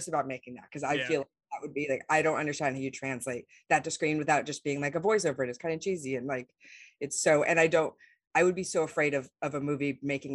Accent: Las Vegas, Nevada, United States; I grew up in Las Vegas

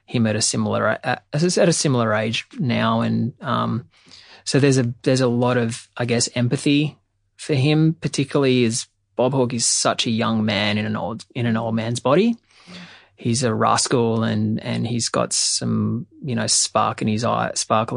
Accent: Australia; also born or lived in New York; both of us, super cynical Aussies

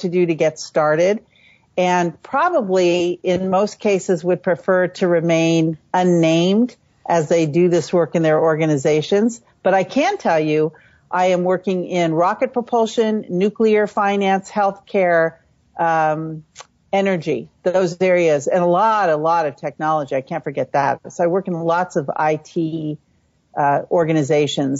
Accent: San Francisco, California, United States; So I was born and raised in the San Francisco Bay Area. My mom worked for the police department. My dad worked for the water department in San Francisco. And so I grew up in the city

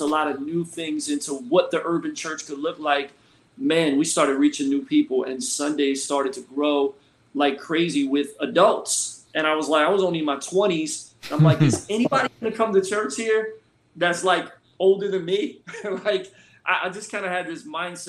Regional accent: Philadelphia, Pennsylvania, United States; now in Florida, United States; Originally, I'm from Philly

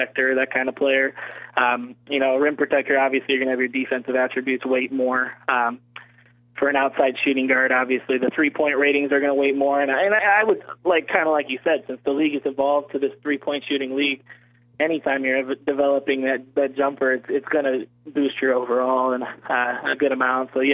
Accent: Cleveland, Ohio, United States; I'm from Cleveland, so I'm obviously a Cleveland guy

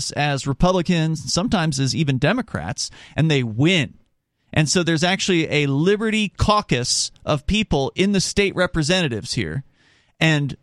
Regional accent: the South, United States; now in New Hampshire, United States; I'm from the South

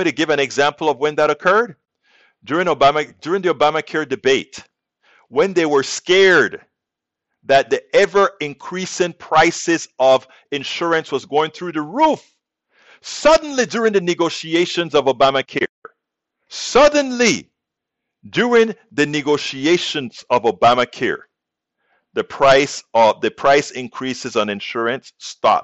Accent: United States; we as American citizens

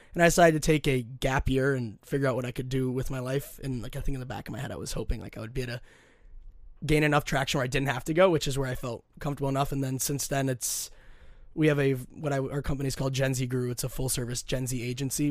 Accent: Minnetonka, Minnesota, United States; I'm born and raised in Minnesota, went to Minnetonka High School

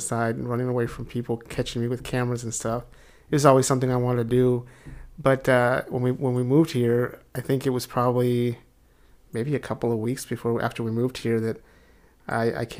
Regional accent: El Paso, Texas, United States; moved away as an adult; also born or lived in Houston; now in Dallas, United States; I'm from El Paso

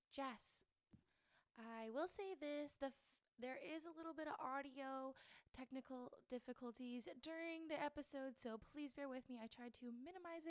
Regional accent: the South, United States; Me and … are both from the southern states and stuff like that on the East Coast.

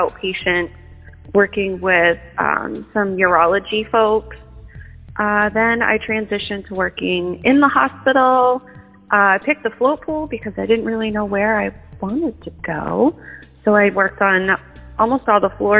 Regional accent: Portland, Maine, United States; I was born in Portland, Maine. Grew up here most of my life.

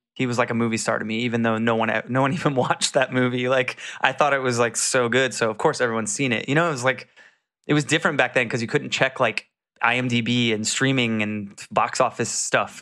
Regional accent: Jacksonville, Florida, United States; I'm from Jacksonville

